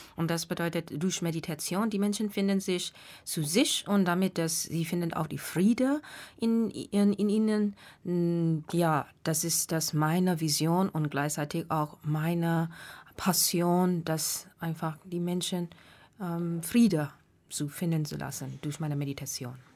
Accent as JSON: {"language": "German", "country": "Myanmar", "tie": "born or raised there", "second_language": "German", "moved": "as an adult", "lives_now": "Frankfurt, Germany", "said": "ich komme ursprünglich aus Burma oder jetzt nennt man Myanmar"}